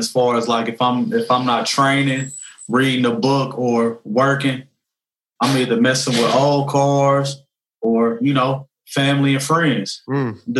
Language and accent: English; Kansas City, Missouri, United States; But you know, as far as my growing up, I grew up in the Northeast area.